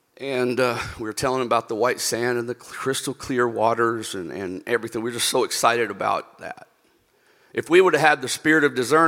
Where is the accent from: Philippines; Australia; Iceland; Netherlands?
Philippines; also born or lived in Vancouver, Canada; But my upbringing was in the Philippines. My formative years were in the Philippines